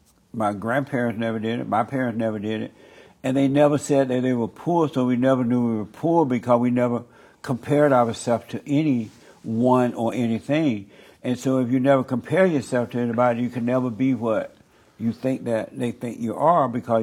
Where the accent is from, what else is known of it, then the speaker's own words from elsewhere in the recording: Alabama, United States; When I was growing up, and I grew up in Alabama on a plantation, tin roof house, worked in cotton fields. I grew up on a plantation.